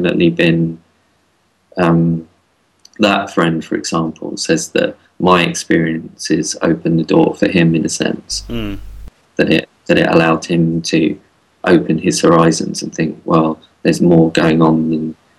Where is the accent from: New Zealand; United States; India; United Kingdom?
United Kingdom; London; growing up in London